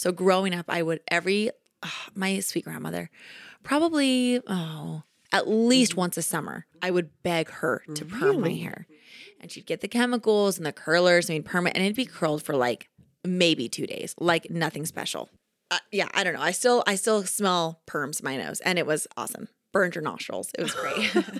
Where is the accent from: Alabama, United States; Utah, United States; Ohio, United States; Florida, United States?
Utah, United States; Kaysville; My hometown where I'm from, Kaysville, yeah. Utah, they have the most epic water fight of all time.